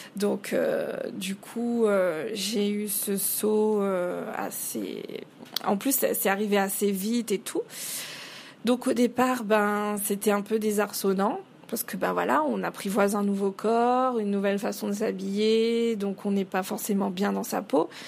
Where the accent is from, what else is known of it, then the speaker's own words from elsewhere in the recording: Réunion; je suis réunionnaise à, à 100%, j'ai toujours vécu à la Réunion